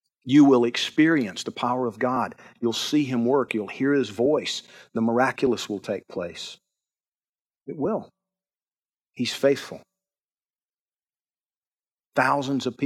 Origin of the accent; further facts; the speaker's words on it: Georgia, United States; I'm from Georgia.